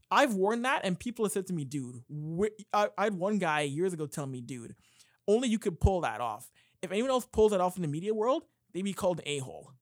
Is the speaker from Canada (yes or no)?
yes; Canada; being a Canadian kid at sixteen years old